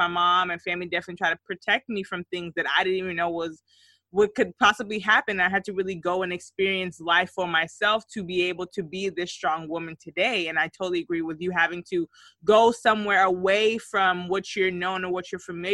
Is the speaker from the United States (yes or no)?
yes; United States; we are Liberian, you know, we've had this wonderful experience of the diaspora and growing up in the States